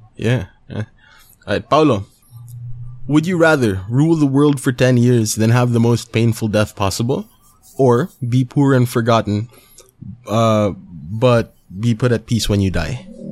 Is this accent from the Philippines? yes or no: yes; Philippines